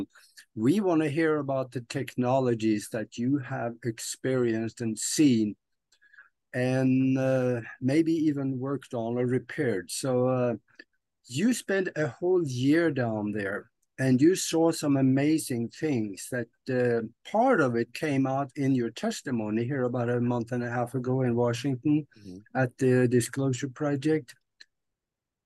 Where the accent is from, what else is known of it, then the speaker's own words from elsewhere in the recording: Norway; moved away; I'm from Norway originally